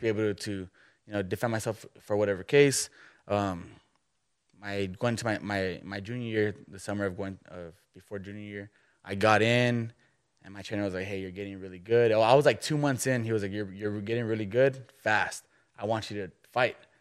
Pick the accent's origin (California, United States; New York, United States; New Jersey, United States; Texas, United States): Texas, United States; McAllen; now in Kerrville, United States; I'm from South Texas